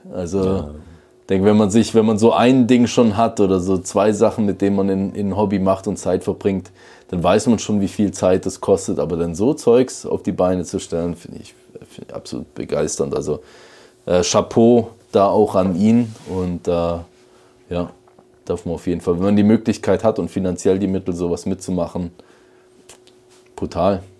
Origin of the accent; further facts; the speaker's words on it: Switzerland; bei uns in der Schweiz